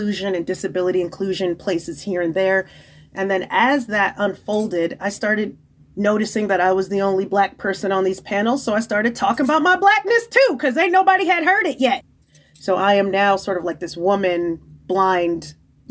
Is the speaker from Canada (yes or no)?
no; Nigeria; being Nigerian